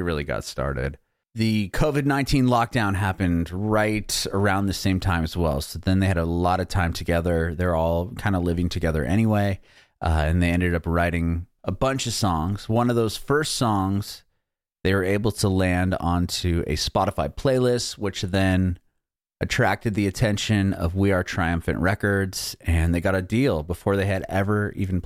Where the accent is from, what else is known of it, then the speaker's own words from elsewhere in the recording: San Diego, California, United States; moved away as an adult; now in Nashville, United States; I'm originally from San Diego, moved here about a year and a half ago